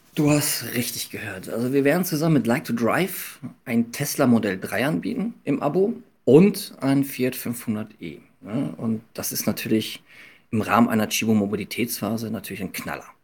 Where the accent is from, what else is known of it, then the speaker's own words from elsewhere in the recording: Münster, North Rhine-Westphalia, Germany; moved away as an adult; now in Hamburg, Germany; ich bin Münsteraner, bin jahrelang Hollandrad gefahren, in dem Moment, wo ich nach Hamburg gekommen bin